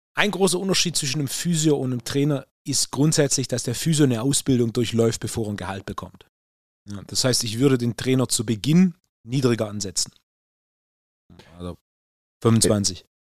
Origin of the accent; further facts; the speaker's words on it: Swabia, Germany; als richtiger Schwabe